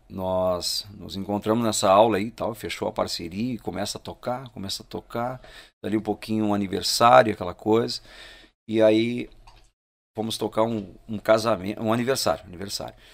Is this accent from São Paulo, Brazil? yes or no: no; Cruz Alta, Rio Grande do Sul, Brazil; Assim, eu saí de Cruz Alta, né?